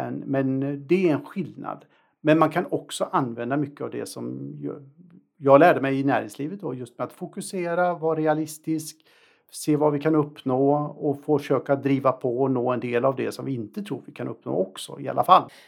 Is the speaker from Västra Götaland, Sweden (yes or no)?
yes; Alingsås, Västra Götaland, Sweden; jag är en småstadskille från Allingsås